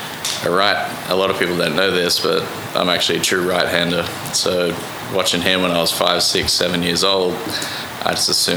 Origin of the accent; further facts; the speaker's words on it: Newcastle, New South Wales, Australia; now in Oklahoma City, United States; I grew up in Newcastle, which is 2 hours north of Sydney, east coast of Australia, on the ocean.